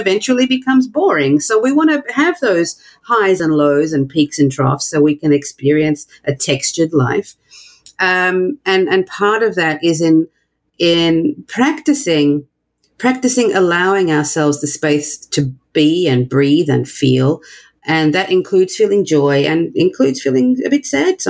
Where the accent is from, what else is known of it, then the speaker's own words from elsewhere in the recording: Australia; now in New York, United States; I'm not American. I'm from Australia, but I live in New York